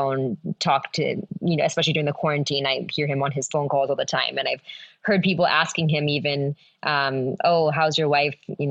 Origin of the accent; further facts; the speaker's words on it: the Bay Area, California, United States; moved away as an adult; also born or lived in India; now in Los Angeles, United States; I'm from the Bay Area